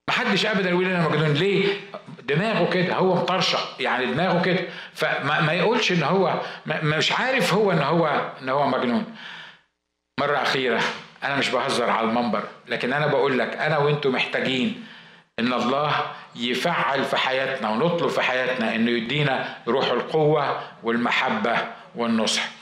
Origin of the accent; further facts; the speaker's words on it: Egypt; هو انا هندي يعني ما انا مصري يعني